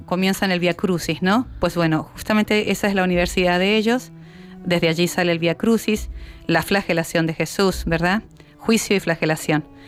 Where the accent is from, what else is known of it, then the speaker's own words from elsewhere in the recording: Argentina; now in Spain; soy argentina